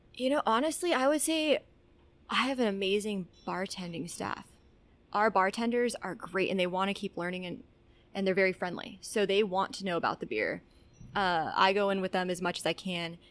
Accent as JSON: {"language": "English", "town": "Albuquerque", "region": "New Mexico", "country": "United States", "tie": "born or raised there", "also_born_or_lived": "Texas", "moved": "as an adult", "said": "I was uh, born and raised in Albuquerque, New Mexico"}